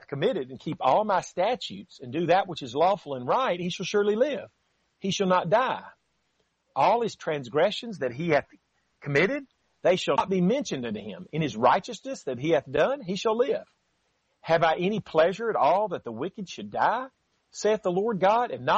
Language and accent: English; near Huntsville, North Alabama, United States; I'm from North Alabama myself, near Huntsville